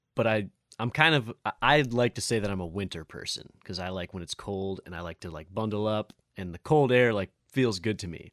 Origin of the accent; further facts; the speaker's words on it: Lake Orion, Michigan, United States; now in Royal Oak, United States; Paint Creek Trail runs through Lake Orion also, which is, like, my hometown